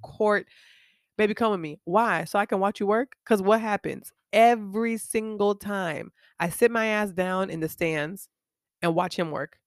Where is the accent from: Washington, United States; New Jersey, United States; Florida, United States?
Florida, United States; Miami; moved away as an adult; when I was growing up in Miami